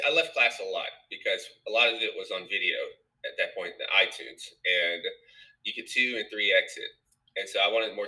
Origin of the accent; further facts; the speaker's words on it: Nashville, Tennessee, United States; moved away as an adult; also born or lived in New York; I'm from Nashville, Tennessee.